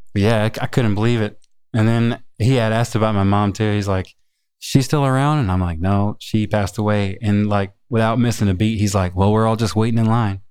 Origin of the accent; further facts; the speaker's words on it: Chicago, Illinois, United States; also born or lived in Lone Mountain, Claiborne County, Tennessee; now in Los Angeles, United States; when I was nine or ten or so, I moved to Chicago